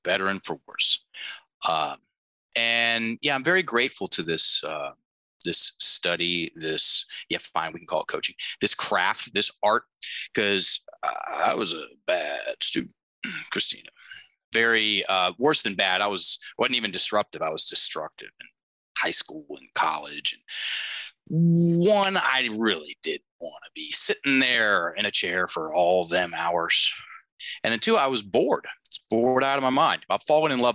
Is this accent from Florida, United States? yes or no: no; Virginia, United States; I'm from Virginia